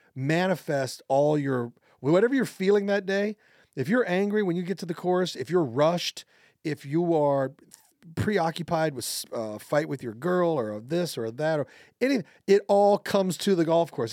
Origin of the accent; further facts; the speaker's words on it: Overland Park, Kansas, United States; I'm from Overland Park, Kansas.